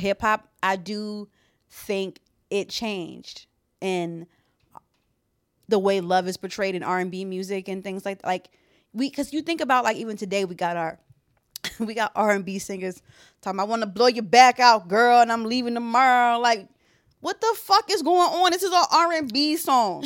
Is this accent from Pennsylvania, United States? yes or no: yes; Philadelphia, Pennsylvania, United States; as someone raised in Philadelphia